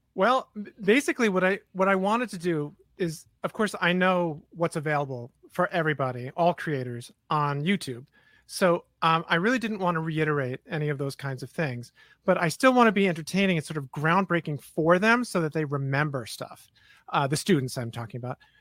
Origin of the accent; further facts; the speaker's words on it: New York City, New York, United States; I'm from New York City